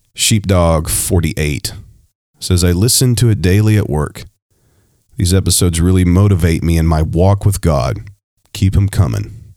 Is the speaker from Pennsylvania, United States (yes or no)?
no; Ohio, United States; I was born in Ohio